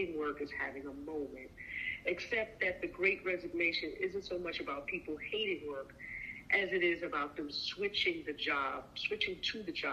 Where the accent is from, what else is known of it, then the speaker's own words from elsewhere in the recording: New York, United States; now in California, United States; I come from New York